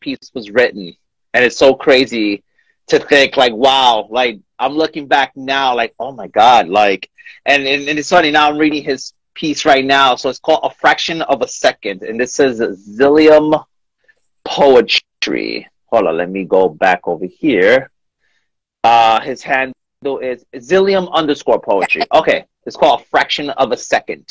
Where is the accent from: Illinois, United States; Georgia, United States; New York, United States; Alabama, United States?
New York, United States; moved away; I'm originally from New York